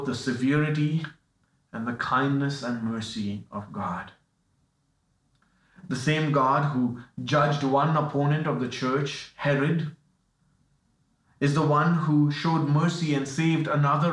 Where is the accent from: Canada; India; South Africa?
India; moved away; I'm from India